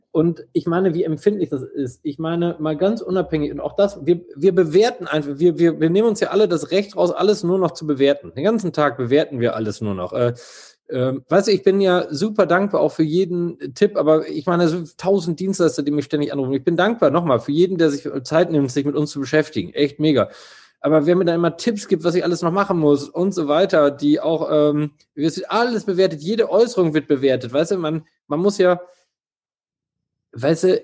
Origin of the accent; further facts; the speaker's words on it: East Germany, Germany; ich komme aus Ostdeutschland, ich habe das schon erlebt, weißt du?